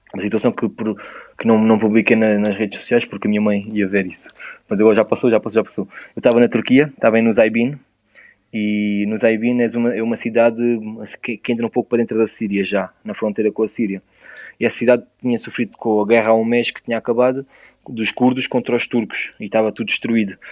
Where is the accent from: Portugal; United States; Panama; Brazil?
Portugal; Eu sou de Portugal.